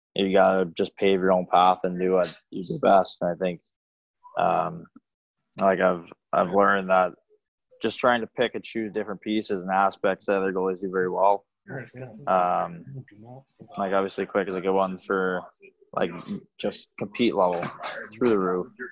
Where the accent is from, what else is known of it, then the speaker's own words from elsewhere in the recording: Bay Area, California, United States; growing up in the Bay Area